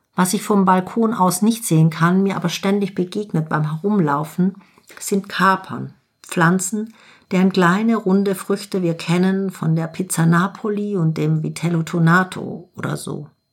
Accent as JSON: {"language": "German", "country": "Germany", "said": "bei uns in Deutschland"}